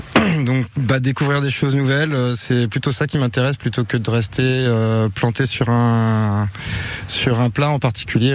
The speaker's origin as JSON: {"language": "French", "town": "Saint-Malo", "region": "Brittany", "country": "France", "said": "Je suis pas de, je suis pas du Léon euh, à la base. Je suis, je suis de d'Ille-et-Vilaine, de Saint-Malo"}